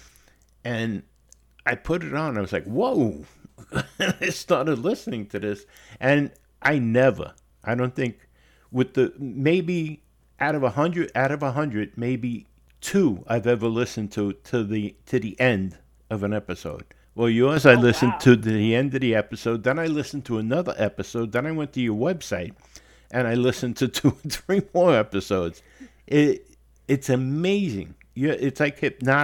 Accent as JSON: {"language": "English", "town": "New York City", "region": "New York", "country": "United States", "tie": "born or raised there", "said": "I was born and raised in the Bronx"}